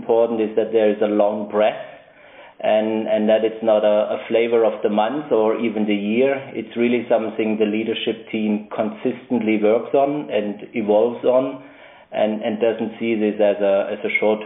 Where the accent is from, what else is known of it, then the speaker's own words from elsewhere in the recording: Stuttgart, Baden-Württemberg, Germany; moved away as an adult; also born or lived in United States / United Kingdom; now in Basel, Switzerland; I'm originally from Germany, born in Stuttgart, where I also lived for the longest period of my life.